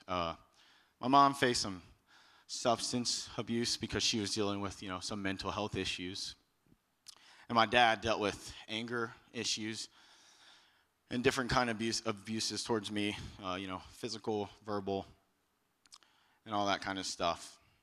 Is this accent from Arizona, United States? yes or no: no; Texas, United States; moved away as an adult; I'm from Texas